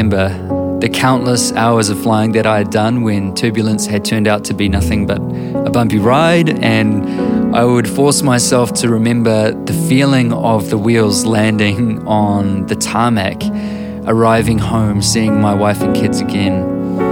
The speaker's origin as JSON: {"language": "English", "country": "New Zealand", "said": "I'm a writer and musician from Aotearoa, New Zealand."}